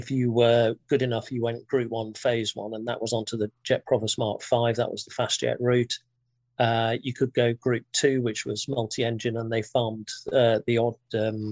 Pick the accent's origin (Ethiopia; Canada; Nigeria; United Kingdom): United Kingdom; Thirsk, Yorkshire and the Humber; I grew up in a small town in North Yorkshire called Thirsk